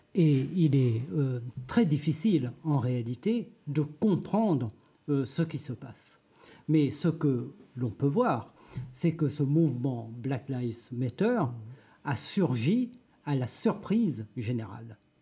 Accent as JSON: {"language": "French", "country": "Réunion", "said": "Je viens de l'île de la Réunion"}